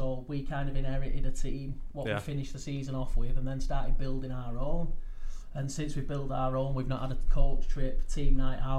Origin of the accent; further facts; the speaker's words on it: Atherton, North West England, United Kingdom; we're from Atherton.